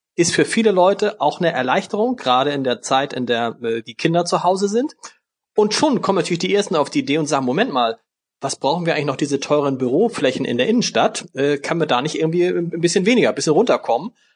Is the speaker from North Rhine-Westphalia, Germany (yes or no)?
no; Hamburg, Germany; als gebürtiger Harburger